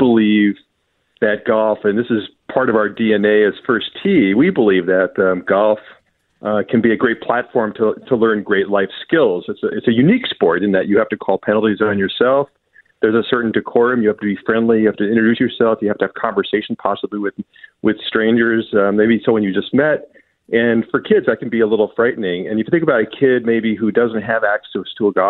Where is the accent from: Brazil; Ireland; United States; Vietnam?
United States; New Jersey; now in Minnesota, United States; I grew up in New Jersey